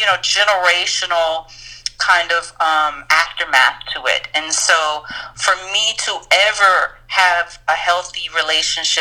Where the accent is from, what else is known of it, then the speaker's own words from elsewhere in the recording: New York City, New York, United States; I'm from New York City.